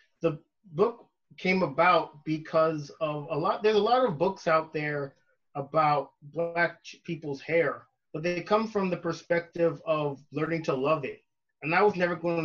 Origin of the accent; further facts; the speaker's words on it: Brampton, Ontario, Canada; moved away as an adult; now in California, United States; So I'm originally from Canada. I'm from a city called Brampton. It's a suburb of Toronto.